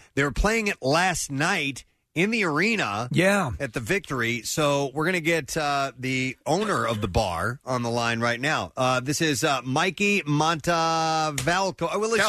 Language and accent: English; St. Louis, Missouri, United States; moved away; I'm originally from St. Louis.